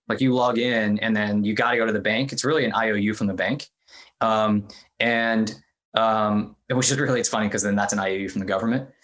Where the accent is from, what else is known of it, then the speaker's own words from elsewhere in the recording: Midwest, United States; moved away as an adult; also born or lived in India / Kentucky / Ohio; I grew up, I was born in India. I grew up mostly in the Midwest, like Kentucky and Ohio